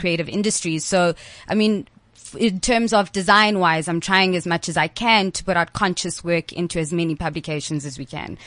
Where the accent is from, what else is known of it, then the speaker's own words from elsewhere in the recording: East London, Eastern Cape, South Africa; I'm from East London, uh, currently finishing off my degree in fashion.